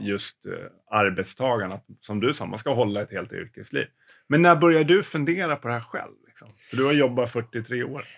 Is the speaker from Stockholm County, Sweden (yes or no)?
yes; Stockholm, Stockholm County, Sweden; jag har ju ingen dialekt, eh, som stockholmare